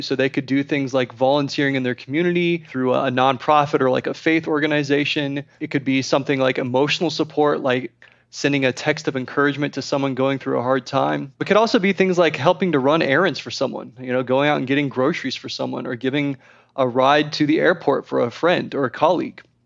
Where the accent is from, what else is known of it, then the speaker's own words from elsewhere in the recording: Texas, United States; I'm from Texas